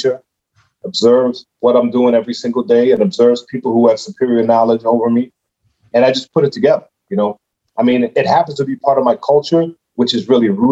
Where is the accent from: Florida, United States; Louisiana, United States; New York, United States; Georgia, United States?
New York, United States; New York City; I'm from Brooklyn, New York, Bedford-Stuyvesant